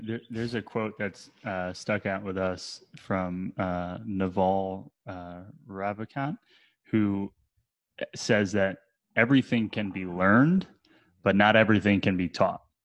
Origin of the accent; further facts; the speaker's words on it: New Jersey, United States; also born or lived in Brooklyn, New York; now in Asheville, United States; I grew up in New Jersey